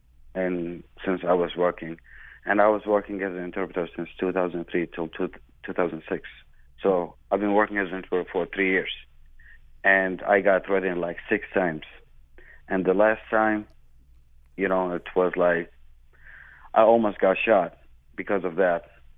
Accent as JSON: {"language": "English", "town": "Baghdad", "region": "Baghdad Governorate", "country": "Iraq", "tie": "born or raised there", "said": "Yeah, Emma. Lucia, you know, I was born in Baghdad. You know, I was raised and born over there."}